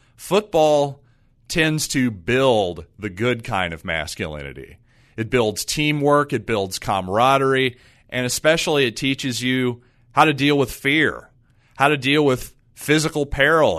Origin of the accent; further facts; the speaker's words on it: United States; as an American